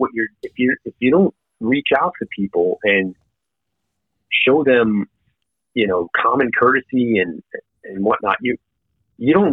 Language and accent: English; New York City, New York, United States; now in Arizona, United States; I'm a kid from Brooklyn. I'm Italian